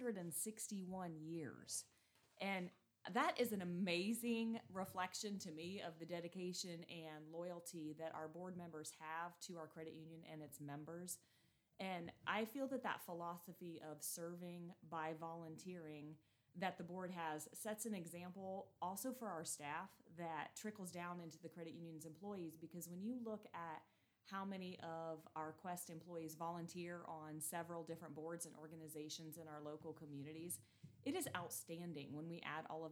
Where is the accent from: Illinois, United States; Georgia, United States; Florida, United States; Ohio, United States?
Ohio, United States; Kenton; I was born and raised here in Hardin County. Graduated from Kenton High School in 1996